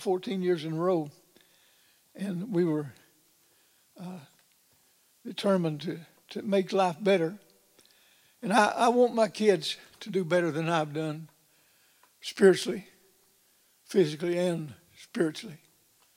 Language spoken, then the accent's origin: English; Big Flat, Arkansas, United States; I was born and raised in the Ozark Mountains